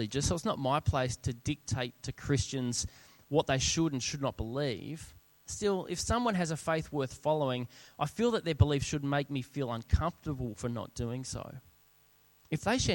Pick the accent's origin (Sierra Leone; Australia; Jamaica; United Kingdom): Australia; South Australia; moved away as an adult; also born or lived in Sydney; We were both born and bred in South Australia, and we'd moved over to Sydney